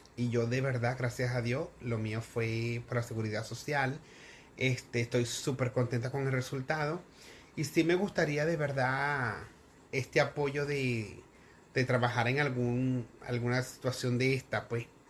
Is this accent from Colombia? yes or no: no; Venezuela; como buena venezolana